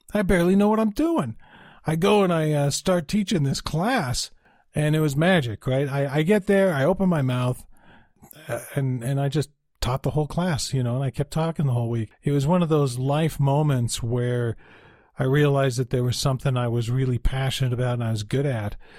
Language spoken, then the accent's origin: English; Utah, United States; also born or lived in Salt Lake City, Utah / Cedar City, Utah; I'm from Utah, so I'm living in Salt Lake at the time